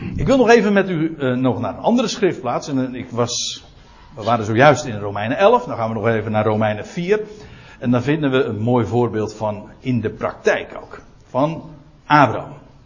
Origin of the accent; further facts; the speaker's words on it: Netherlands; ik ben een Nederlander